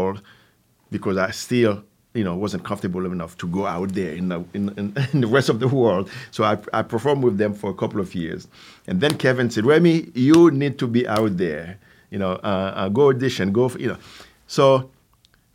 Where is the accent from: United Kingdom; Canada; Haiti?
Haiti; English is a second language; also born or lived in New York City, United States; now in Capital Region, New York, United States; Originally, I'm from Haiti